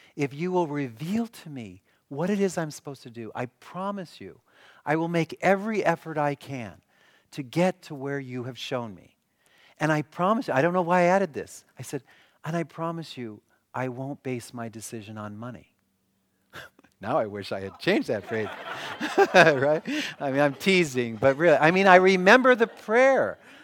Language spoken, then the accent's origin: English; Milwaukee, Wisconsin, United States; I'm from Milwaukee.